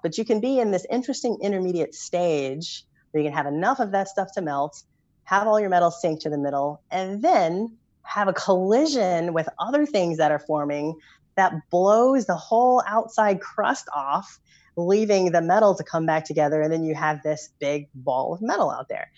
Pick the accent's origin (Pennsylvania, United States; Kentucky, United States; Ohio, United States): Kentucky, United States; Louisville; I grew up in Louisville, Kentucky